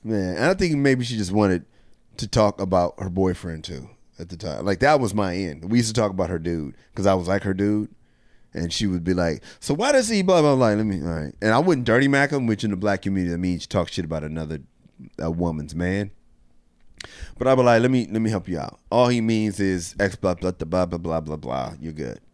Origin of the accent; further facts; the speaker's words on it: Rialto, California, United States; I'm from Rialto, California